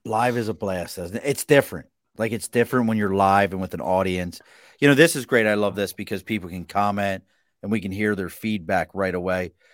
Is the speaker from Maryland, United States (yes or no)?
yes; Dundalk, Maryland, United States; Where I grew up in Dundalk, it is Italian, Irish